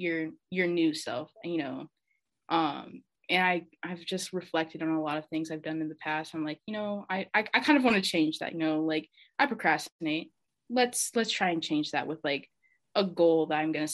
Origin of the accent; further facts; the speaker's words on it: Omaha, Nebraska, United States; I'm from Omaha, Nebraska.